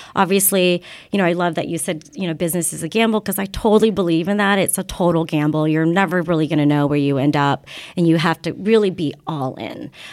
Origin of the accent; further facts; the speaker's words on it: Kansas, United States; moved away; I grew up in Kansas, and we were practically the only Asian family, you know, at my school